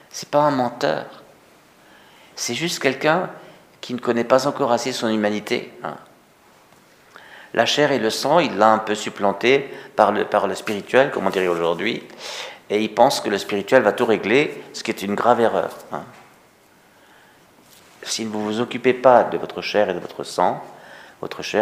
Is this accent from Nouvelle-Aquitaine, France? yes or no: no; Paris, Île-de-France, France; non, je n'ai je pas d'accent alsacien, je ne viens pas d'Auvergne. Euh, non, non. Euh, moi aussi, je suis parisien.